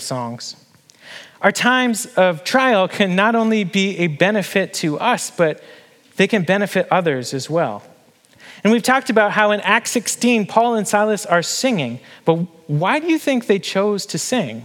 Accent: Canada; moved away as an adult; now in Harrisonburg, United States; my home country and my family and my friends

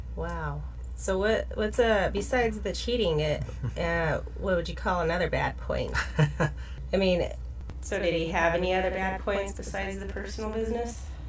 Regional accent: Price, Utah, United States; now in Salt Lake City, United States; my chaos began in Price, Utah, which is my way of saying I was born in Price.

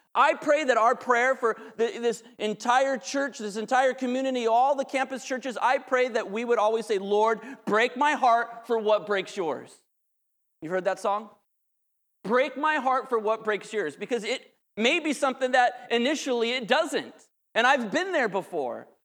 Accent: Southern California, United States; I grew up in Southern California

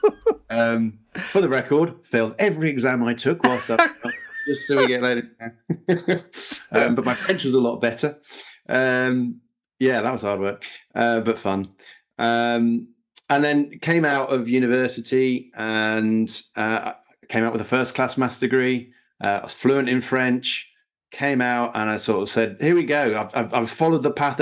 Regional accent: Sussex, South East England, United Kingdom; moved away; also born or lived in Bedfordshire; I was born and raised in Sussex, and then moved to Bedfordshire

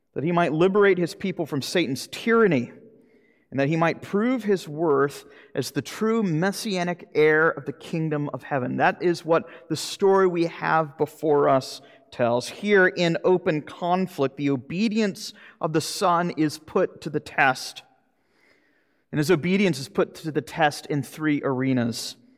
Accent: Jacksonville, Florida, United States; moved away; the old farm league back in my hometown in Jacksonville, Florida

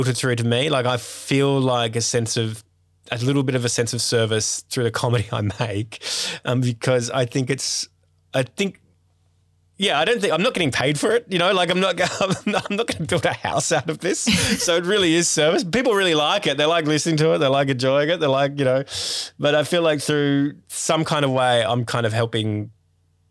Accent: Sydney, New South Wales, Australia; I grew up in Sydney's northwest suburbs, and I had a pretty privileged kind of life.

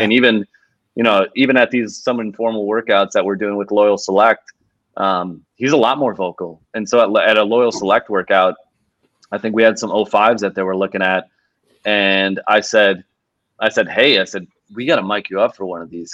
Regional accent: Milwaukee, Wisconsin, United States; moved away; my hometown Milwaukee Brewers

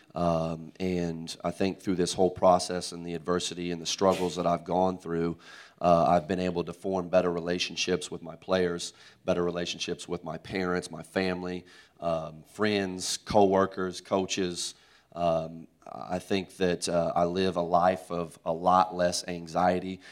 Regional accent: Tulsa, Oklahoma, United States; moved away as an adult; now in Oklahoma City, United States; I'm from Tulsa

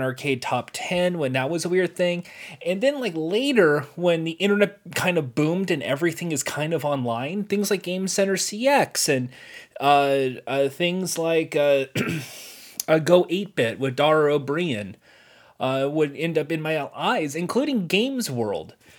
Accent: United States; as an American

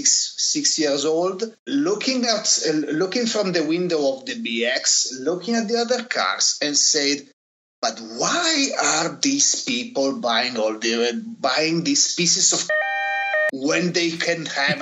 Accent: Turin, Piedmont, Italy; growing up in Turin, you know, the city wasn't exactly full of Pininfarina masterpieces

